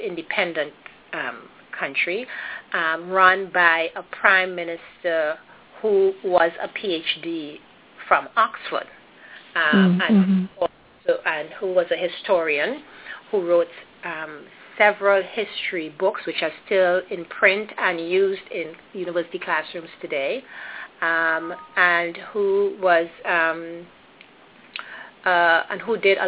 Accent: Trinidad & Tobago; I was born and raised in Trinidad and Tobago, which is a Caribbean island

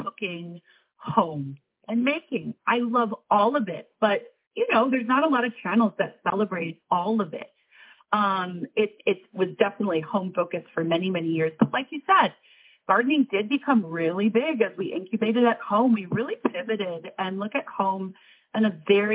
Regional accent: Minneapolis, Minnesota, United States; also born or lived in Manhattan, New York; now in New York, United States; I came from Minneapolis, so I had a yard

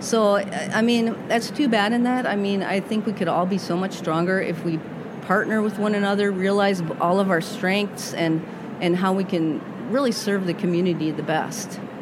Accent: Massachusetts, United States; moved away as an adult; also born or lived in Rhode Island / Minnesota; now in Minneapolis, United States; I grew up in Massachusetts

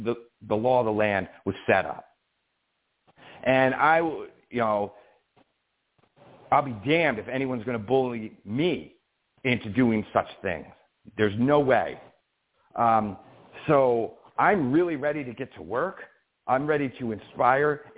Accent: Albany, New York, United States; born or raised there

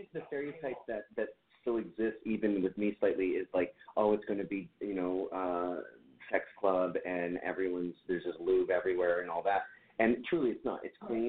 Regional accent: Canada; I am from Canada, and although we're quite wild

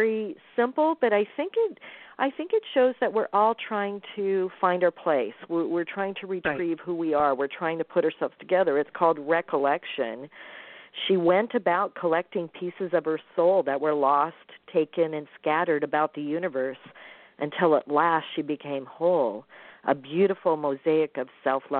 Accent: Midwest, United States; I'm from the Midwest

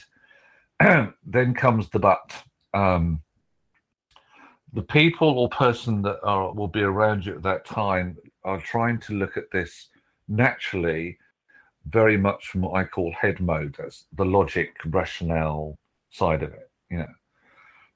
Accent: United Kingdom

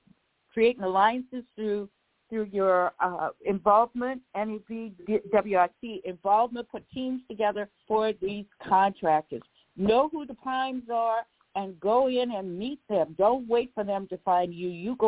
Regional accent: New Orleans, Louisiana, United States; I told you I'm from New Orleans

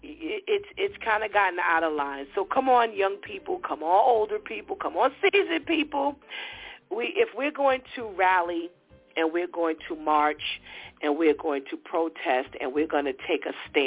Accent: New York City, New York, United States; I grew up in the New York City high school area as …, as …

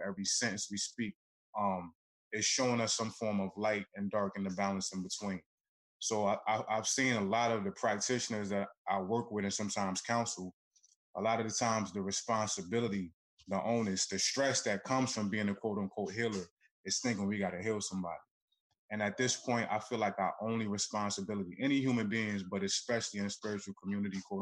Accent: Newark, New Jersey, United States; I'm from Newark, New Jersey

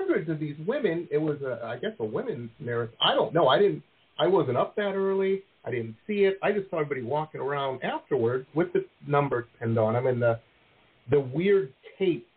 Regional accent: Detroit, Michigan, United States; moved away as an adult; also born or lived in Boston / San Diego; now in Florida, United States; I grew up in Metro Detroit

